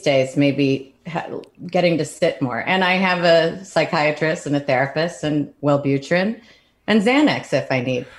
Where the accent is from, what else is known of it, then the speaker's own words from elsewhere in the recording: Oak Park, Illinois, United States; moved away; I grew up in Oak Park